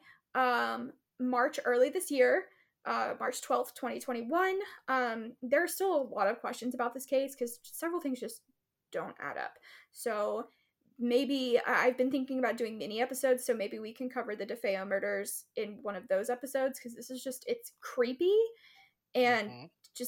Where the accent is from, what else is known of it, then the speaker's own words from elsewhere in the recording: East Texas, United States; I grew up in East Texas